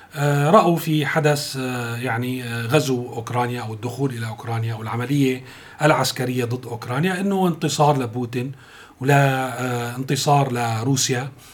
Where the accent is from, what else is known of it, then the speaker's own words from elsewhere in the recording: Syria; نحن كسوريين